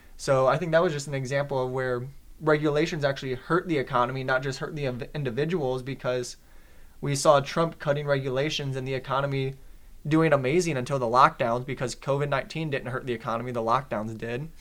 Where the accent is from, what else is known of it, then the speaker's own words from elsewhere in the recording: Detroit, Michigan, United States; I'm from Detroit